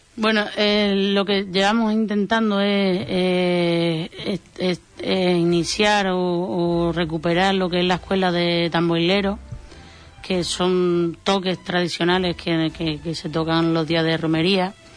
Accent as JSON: {"language": "Spanish", "town": "La Puebla de Guzmán", "region": "Andalusia", "country": "Spain", "said": "la Puebla decimos siempre que el año comienza el martes de Peña"}